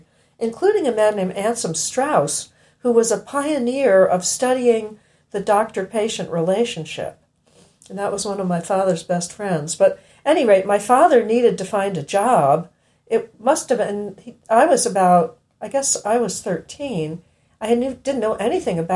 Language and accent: English; Chicago, Illinois, United States; also born or lived in Westchester County, New York; I was born in Westchester County, but my family moved to Chicago when I was very small